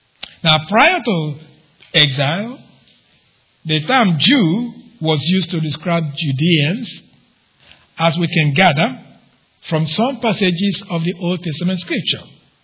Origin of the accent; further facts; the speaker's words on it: Mississippi, United States; I said, "Yeah, but I'm from Mississippi." Anyway, so my point was, that's my root. That's where I began.